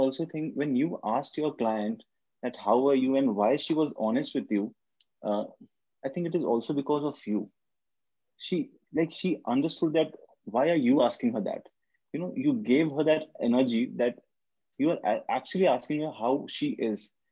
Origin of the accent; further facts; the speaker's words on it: India; also born or lived in Kolkata, India; I'm from India. My country is India, and I stay in Kolkata, which is a city in India